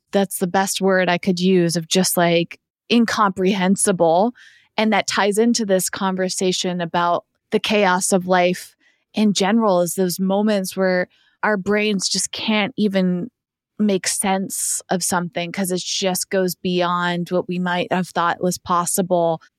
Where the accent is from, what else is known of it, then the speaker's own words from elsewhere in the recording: East Coast, United States; moved away; I grew up on the East Coast